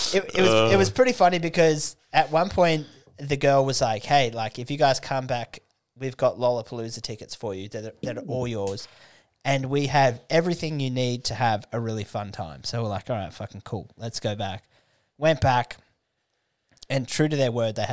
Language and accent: English; Australia; we're Australian, mate.